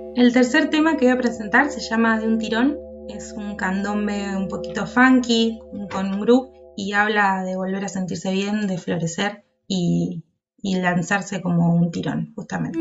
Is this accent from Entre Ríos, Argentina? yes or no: no; Bahía Blanca, Buenos Aires Province, Argentina; moved away as an adult; now in La Plata, Argentina; Soy de Bahía Blanca, viví hasta allá hasta los 19 años y en el 2015 me mudé a la ciudad de La Plata